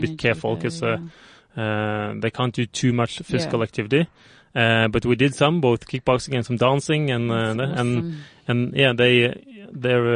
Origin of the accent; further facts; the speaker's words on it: Norway; I'm from Norway and we have a lot of nature and landscape and also wildlife